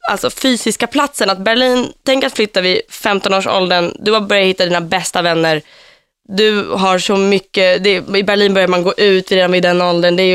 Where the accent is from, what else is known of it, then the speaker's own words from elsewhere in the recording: Finland; accent: Finland Swedish; now in Stockholm, Sweden; Alltså jag talar ju liksom finlandssvenska när jag flyttade till Stockholm.